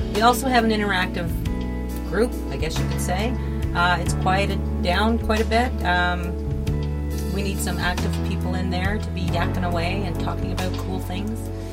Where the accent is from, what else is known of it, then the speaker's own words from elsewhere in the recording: the Maritimes, Canada; moved away as an adult; now in Ontario, Canada; I'm from the Maritimes, just moved to Ontario.